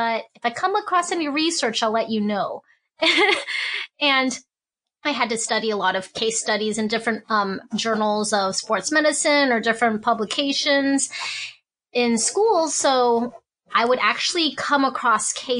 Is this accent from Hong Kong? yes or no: yes; Hong Kong; moved away; I was born in Hong Kong and my father is from China. My mom's from Hong Kong